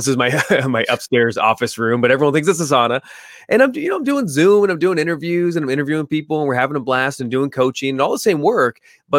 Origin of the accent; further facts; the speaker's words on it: California, United States; Yeah, man, I grew up in California for like 38 years.